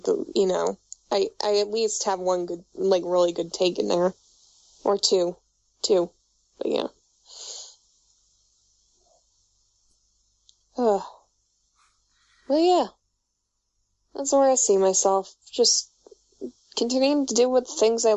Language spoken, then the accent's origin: English; New York, United States; accent: New York; moved away; also born or lived in Florida; I grew up in New York, but I've lived in Florida, and I've lived in upstate New York